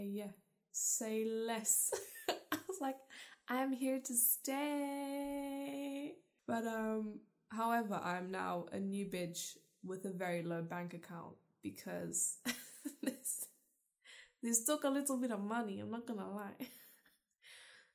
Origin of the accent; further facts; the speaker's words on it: South Africa; also born or lived in London / Scotland; now in United Kingdom; I was born in South Africa.